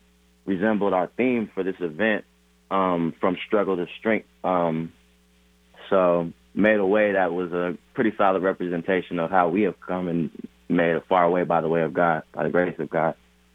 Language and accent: English; United States; it was a really, really major moment in my life as an American and as a black man